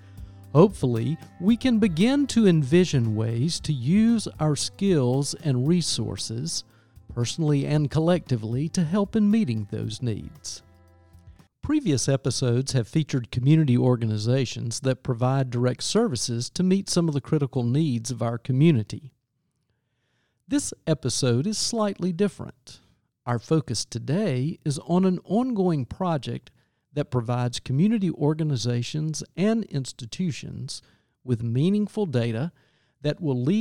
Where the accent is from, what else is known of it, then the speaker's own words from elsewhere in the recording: Greenville, South Carolina, United States; I'm from Greenville, South Carolina.